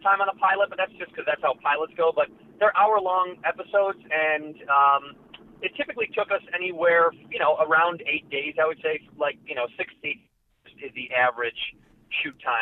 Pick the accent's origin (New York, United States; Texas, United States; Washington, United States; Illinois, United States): Illinois, United States; Chicago; moved away as an adult; now in Los Angeles, United States; I'm born and raised in Chicago, and I left for college